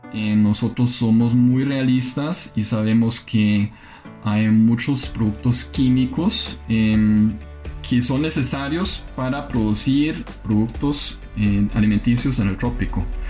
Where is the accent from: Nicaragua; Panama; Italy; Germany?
Germany; moved away as an adult; now in Costa Rica; alemán, tengo 27 años de vivir en América Latina